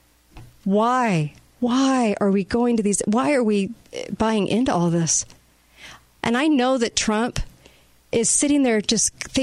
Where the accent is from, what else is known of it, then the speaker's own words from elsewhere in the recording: United States; we as American citizens